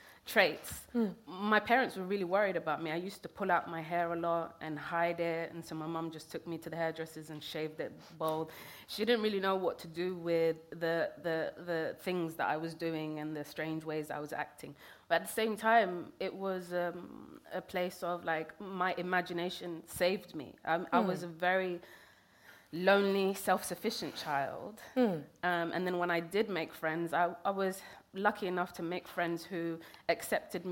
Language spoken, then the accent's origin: English; London, United Kingdom; also born or lived in Kenya / Somalia; I grew up in Northwest London